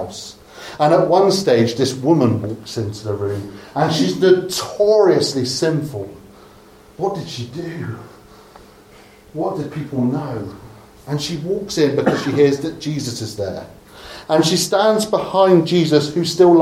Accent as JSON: {"language": "English", "area": "Dorset", "region": "South West England", "country": "United Kingdom", "said": "I'm from Dorset"}